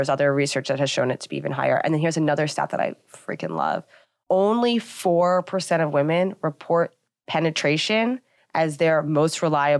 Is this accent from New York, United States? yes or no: yes; Long Island, New York, United States; From Long Island originally.